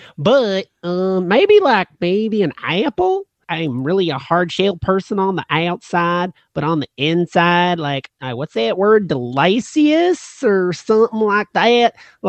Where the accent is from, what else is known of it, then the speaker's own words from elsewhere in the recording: the South, United States; Well, like I said, we're out from the South.